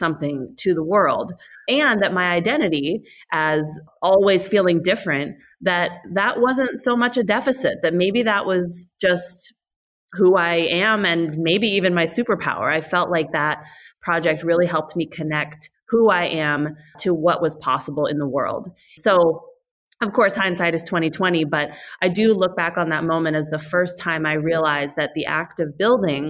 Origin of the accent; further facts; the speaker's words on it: Northern California, United States; I grew up here in Northern California